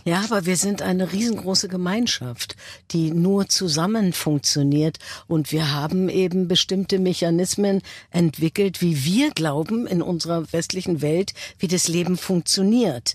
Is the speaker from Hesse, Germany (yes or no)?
no; Berlin, Germany; ich bin ja Berlinerin und ich habe äh, eine Verbundenheit zu diesem Fleckchen Erde